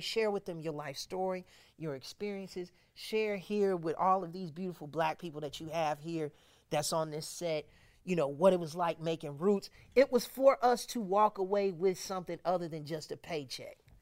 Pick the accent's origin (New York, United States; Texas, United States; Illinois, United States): Illinois, United States; Chicago; my, my family and I, we hail from Chicago.